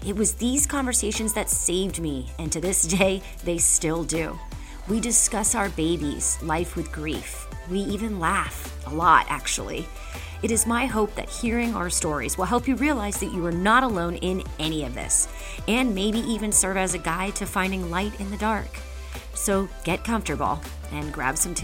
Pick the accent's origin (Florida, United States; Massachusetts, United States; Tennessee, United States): Florida, United States; now in Atlanta, United States; I'm from Florida.